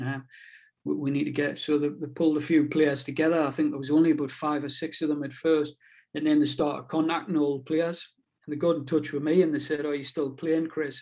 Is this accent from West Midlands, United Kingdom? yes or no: no; Newbiggin-by-the-Sea, North East England, United Kingdom; accent: pitmatic; moved away as an adult; now in Whitley Bay, United Kingdom; I'm originally from Newbiggin by the sea, up on the coast in in Northumberland